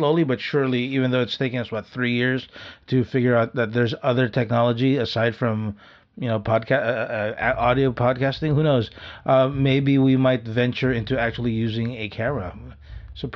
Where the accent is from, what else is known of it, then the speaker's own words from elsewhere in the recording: Philippines; we're Filipino